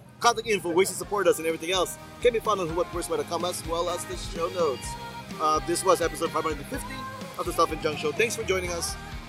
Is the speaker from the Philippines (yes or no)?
yes; Philippines; for me as a Filipino guy.